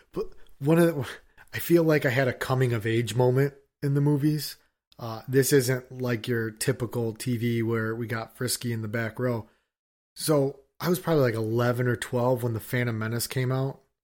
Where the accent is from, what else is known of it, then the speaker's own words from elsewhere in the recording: United States; I'm an American